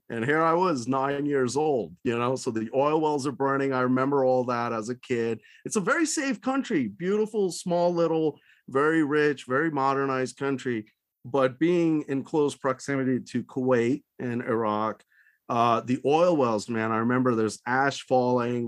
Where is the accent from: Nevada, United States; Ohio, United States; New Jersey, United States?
Nevada, United States; Reno; moved away; also born or lived in Qatar; my hometown is Reno, so I visit my folks a lot there